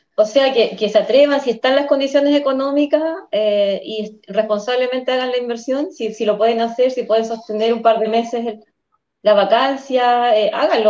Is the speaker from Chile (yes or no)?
yes; Coyhaique, Aysén, Chile; Yo soy patagona, Coyhaique es mi ciudad natal y aquí trabajo y, vivo